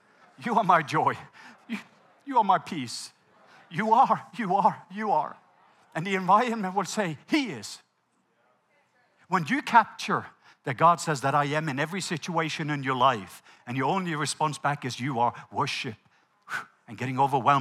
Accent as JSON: {"language": "English", "country": "Norway", "second_language": "English", "moved": "yes", "said": "I'm Norwegian. English is my second language"}